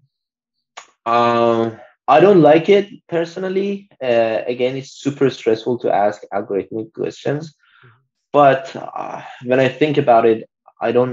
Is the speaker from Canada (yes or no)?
no; Iran; moved away; a lot of people from my home country, like we are from the same country